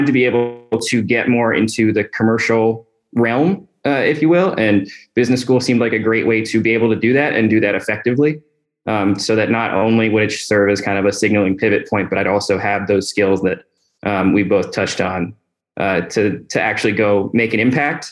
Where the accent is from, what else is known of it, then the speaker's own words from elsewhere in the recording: Northern Virginia, United States; I'm originally from the Northern Virginia area, so not too far from home